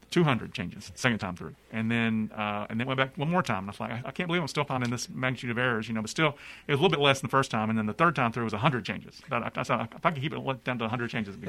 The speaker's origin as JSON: {"language": "English", "town": "Gadsden", "region": "Alabama", "country": "United States", "tie": "born or raised there", "said": "I grew up in Alabama, like you said. Went to high school in Gadsden, Alabama. I'm from native of Gadsden"}